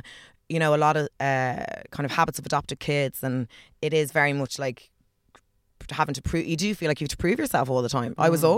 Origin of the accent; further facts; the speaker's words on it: Ireland; I'm from Clare, Galway.